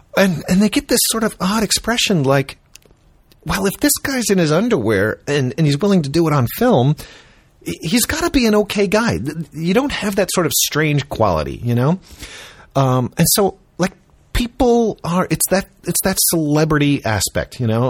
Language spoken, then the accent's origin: English; Chicago, Illinois, United States; I grew up in Chicago